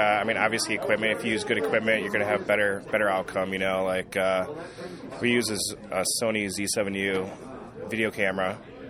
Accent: Michigan, United States; We grew up together in Michigan

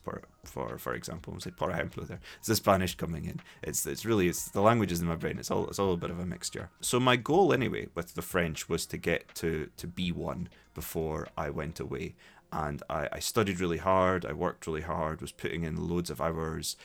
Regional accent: Dundee, Scotland, United Kingdom; accent: Scottish; also born or lived in Glasgow; was born in Dundee, grew up in Dundee, went to school there.

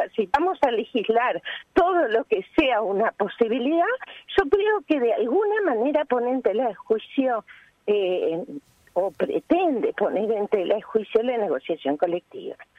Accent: Uruguay; como uruguayos, ciudadanos y ciudadanas uruguayas y uruguayos orgullosos de las relaciones laborales de nuestro país

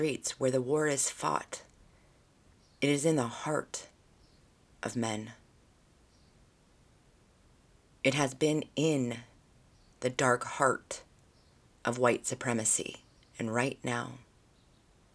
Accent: United States; they make prominent our history as American people, as a society

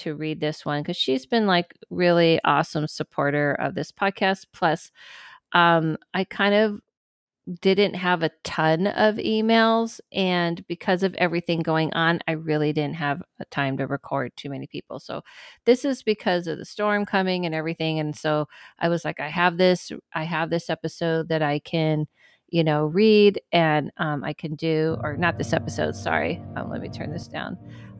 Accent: Michigan, United States; I grew up in Michigan and spent summers in the lakes.

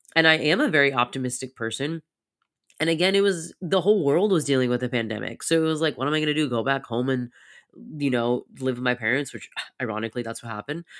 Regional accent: United States; growing up in very hustle culture of America

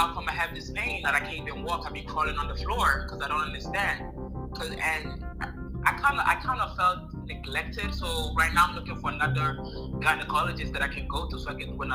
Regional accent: Italy; first language Italian; English is a second language; also born or lived in Ghana / America; now in United States; I'm from Ghana in America. But I was raised in Italy for a long time.

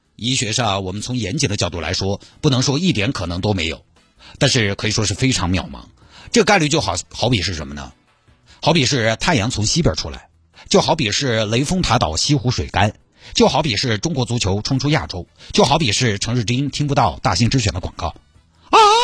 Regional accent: Sichuan, China; accent: Sichuanese; 我就尽量四川话

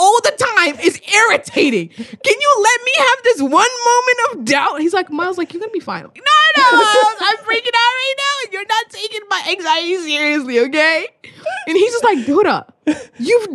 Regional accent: Australia; I'm from Australia.

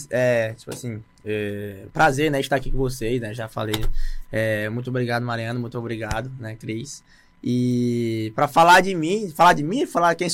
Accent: Maranhão, Brazil; tenho dois anos, né? Sou maranhense.

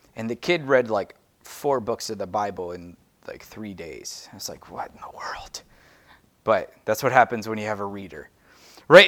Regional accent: United States; I'm American

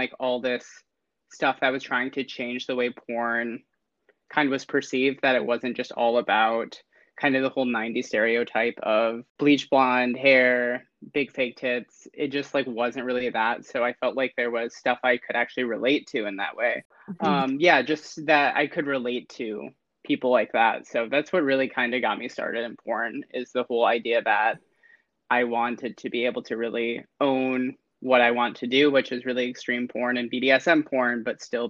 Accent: Holland, Michigan, United States; moved away as an adult; now in California, United States; I'm originally from the small town outside of Grand Rapids named Holland, Michigan

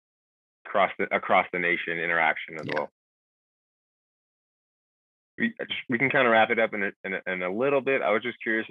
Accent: Southern California, United States; I'm from Southern California myself

